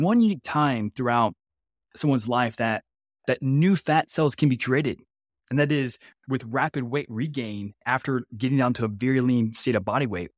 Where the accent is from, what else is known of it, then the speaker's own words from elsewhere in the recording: Louisiana, United States; also born or lived in Nebraska; I'm actually from Louisiana.